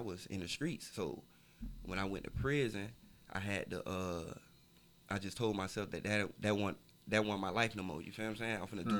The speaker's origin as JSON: {"language": "English", "region": "Florida", "country": "United States", "tie": "born or raised there", "said": "But, you know, my family for Coconut Grove, I was raised in Kara City. And, you know, was in Opa-locka a lot."}